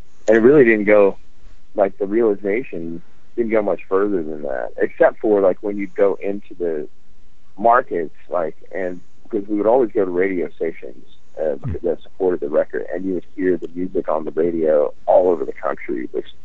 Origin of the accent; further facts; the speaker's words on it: Louisiana, United States; I grew up in Louisiana